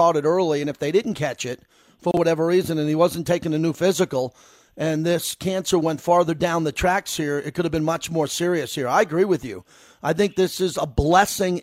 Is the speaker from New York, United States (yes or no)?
yes; New York, United States; also born or lived in San Diego / Los Angeles / Oakland; now in Las Vegas, United States; I'm from New York, and I lived in San Diego. I lived in L.A. for 10 years. I live in Vegas